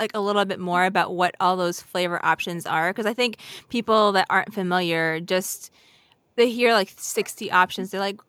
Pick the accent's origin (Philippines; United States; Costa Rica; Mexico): Philippines; I'm Filipino and I love mango.